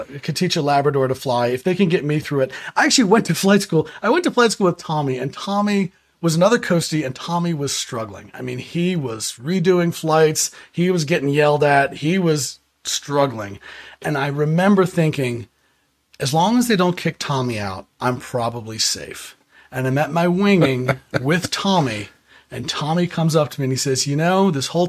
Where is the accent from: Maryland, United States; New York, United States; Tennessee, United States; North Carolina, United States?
Maryland, United States; Prince George's County; I grew up in Prince George's County, Maryland